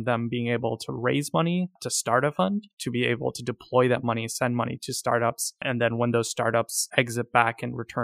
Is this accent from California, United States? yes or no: yes; Silicon Valley, California, United States; now in San Francisco, United States; I grew up in Silicon Valley and I'm based in San Francisco.